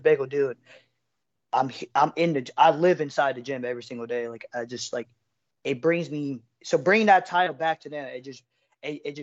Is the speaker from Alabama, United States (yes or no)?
no; Middletown, Ohio, United States; I'm from Middletown, Ohio, a small metro city between Cincinnati, Dayton, Ohio